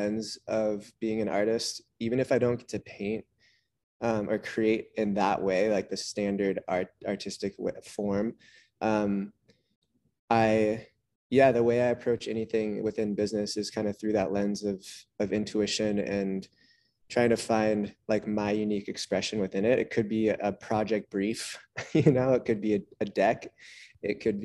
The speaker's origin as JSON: {"language": "English", "town": "Santa Cruz", "region": "California", "country": "United States", "tie": "born or raised there"}